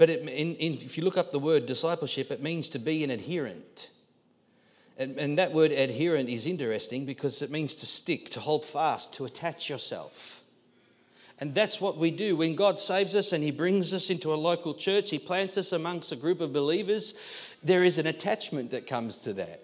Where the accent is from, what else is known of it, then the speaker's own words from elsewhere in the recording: Australia; being Australian and Aussie